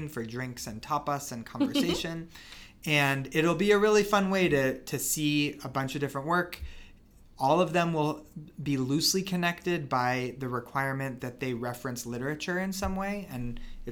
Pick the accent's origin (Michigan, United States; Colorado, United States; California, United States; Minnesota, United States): Colorado, United States; Denver; I grew up here in Denver. I'm 6th generation Denverite